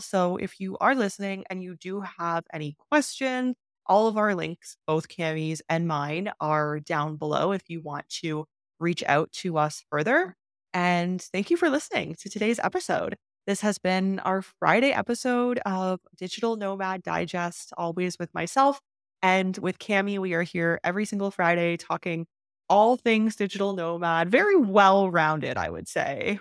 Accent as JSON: {"language": "English", "country": "Canada", "also_born_or_lived": "China / Turkey", "moved": "as an adult", "said": "I moved from Canada to China"}